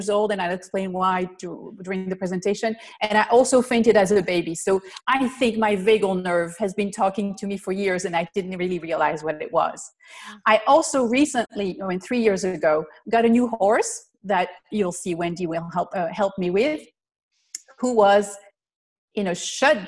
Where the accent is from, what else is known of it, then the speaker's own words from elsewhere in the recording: Belgium; moved away as an adult; now in United States; I'm originally from Belgium, so I'm not from the US.